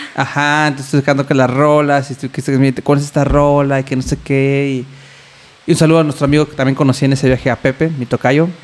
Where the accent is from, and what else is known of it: Mexico City, Mexico